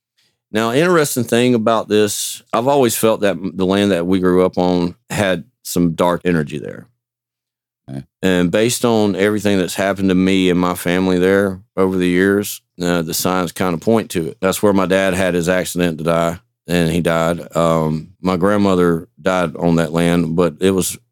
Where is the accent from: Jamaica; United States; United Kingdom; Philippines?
United States; Knoxville, Georgia; moved away; my hometown of Knoxville, Roberta, Crawford County area, in my hometown